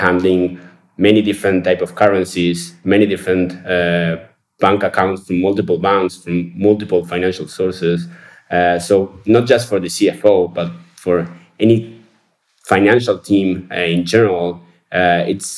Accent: Uruguay; We're from Uruguay, yes. We have headquarters here in Montevideo

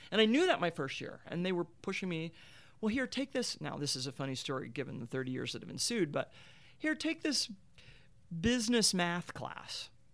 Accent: Marietta, Ohio, United States; I grew up in Marietta, Ohio

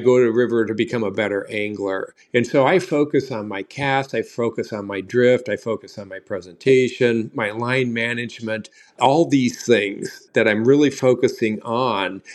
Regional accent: Southern Illinois, United States; now in Wisconsin, United States; I grew up in Southern Illinois

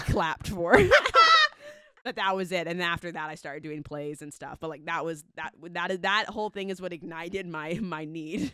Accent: Southern California, United States; I'm from Southern California

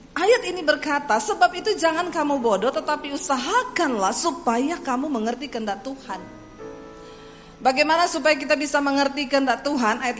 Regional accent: Poso, Central Sulawesi, Indonesia; saya tinggal di satu kos-kosan di kota Palu, saya dari Poso, saya tinggal di kos-kosan di kota Palu.

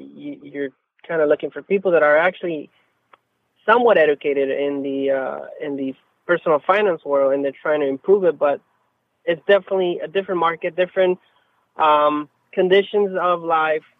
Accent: Mexico; English is a second language; now in San Diego, United States; I'm actually a U S citizen, but I, I, I'm originally from Mexico

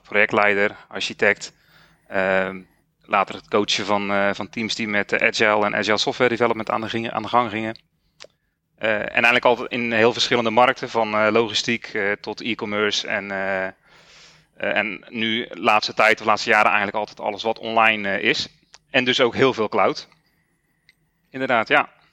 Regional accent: Zeeland, Netherlands; Ik ben 44 jaar en ik kom uit Zeeland

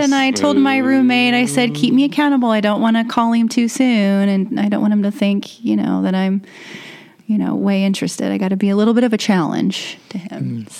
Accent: Warsaw, Indiana, United States; also born or lived in Columbia City, Indiana; I grew up in Warsaw, Indiana, and Pearston, and then Warsaw. I graduated from Warsaw High School. I moved to Columbia City when I was a freshman in college.

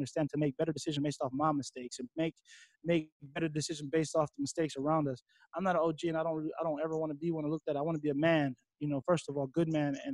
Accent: Waimanalo, Hawaii, United States; Coming from the small town I come from, Waimanalo, one way in, one way out

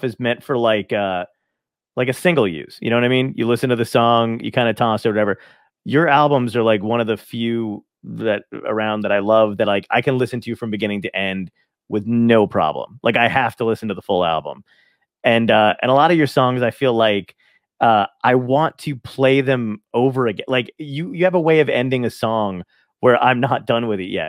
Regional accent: New Jersey, United States; I'm from New Jersey.

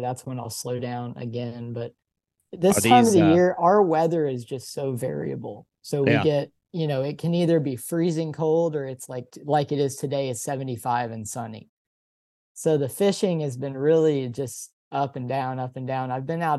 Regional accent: Dallas, Texas, United States; moved away; So I grew up in Dallas, and the Dallas area, I've learned from living in a lot of other places, the Dallas area is just insanely rich in fishing spots, especially just urban fishing spots

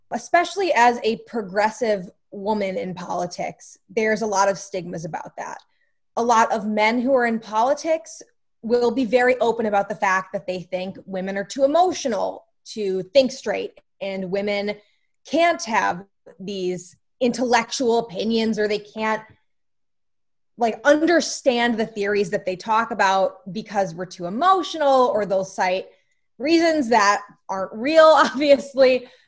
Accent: Scranton, Pennsylvania, United States; I'm from Scranton, Pennsylvania.

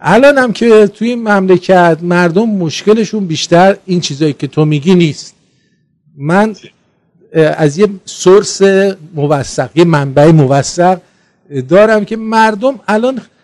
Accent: Iran; ما ایرانی هستیم

